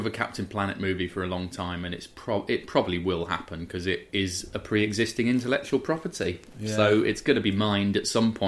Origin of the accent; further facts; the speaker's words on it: York, Yorkshire and the Humber, United Kingdom; I grew up in York